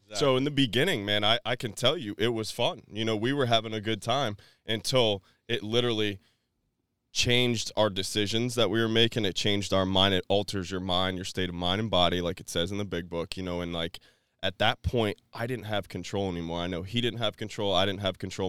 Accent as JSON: {"language": "English", "town": "New Port Richey", "region": "Florida", "country": "United States", "tie": "born or raised there", "said": "I was raised in Newport Richey, Florida"}